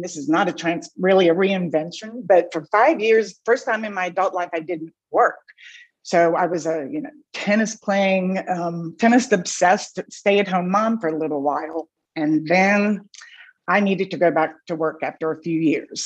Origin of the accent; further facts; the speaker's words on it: New Orleans, Louisiana, United States; moved away as an adult; also born or lived in Los Angeles / Lafayette, Louisiana; I was born and raised in New Orleans